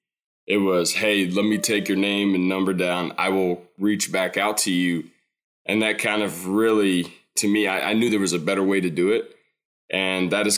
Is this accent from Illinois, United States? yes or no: no; Louisville, Kentucky, United States; I was born and raised here in Louisville